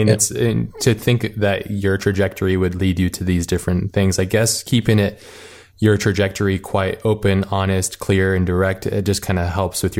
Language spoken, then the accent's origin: English; Hawaii, United States; It's similar to where I grew up in Hawaii.